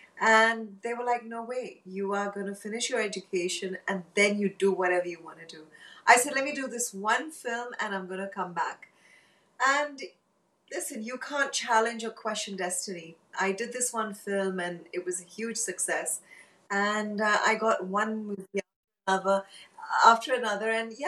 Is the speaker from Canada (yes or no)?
no; Hong Kong; moved away; So I was born and brought up in Hong Kong, and then we moved to Bangkok